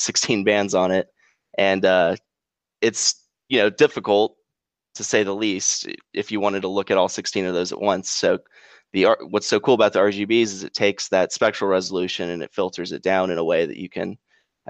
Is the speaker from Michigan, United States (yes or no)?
no; Southern California, United States; now in Memphis, United States; I grew up in Southern California, so we didn't have a whole lot of super interesting weather there